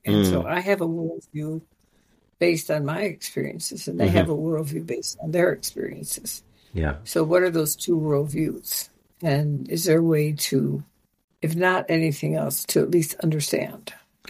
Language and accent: English; Nigeria; I was a minority when I grew up in Nigeria, but I was a privileged minority.